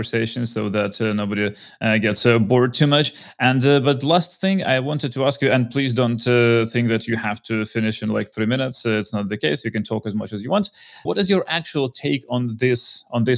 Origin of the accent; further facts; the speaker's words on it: Ukraine; I'm Ukrainian. I come from Ukraine myself.